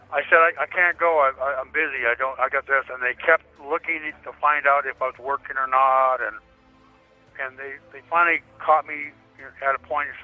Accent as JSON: {"language": "English", "town": "Chilliwack", "region": "British Columbia", "country": "Canada", "tie": "born or raised there", "also_born_or_lived": "Washington, United States", "moved": "yes", "lives_now": "United States", "said": "I was born and raised in Chilliwack, the Fraser Valley area"}